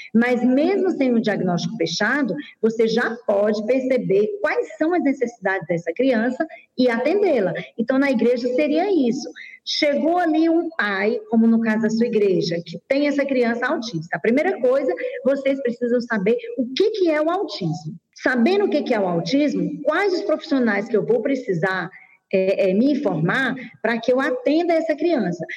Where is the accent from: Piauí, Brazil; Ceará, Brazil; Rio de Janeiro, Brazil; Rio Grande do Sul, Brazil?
Piauí, Brazil; Teresina; also born or lived in Goiás; now in Goiânia, Brazil; eu sou de Teresina, Piauí, já moro há 22 anos em Goiás e atualmente estou em Goiânia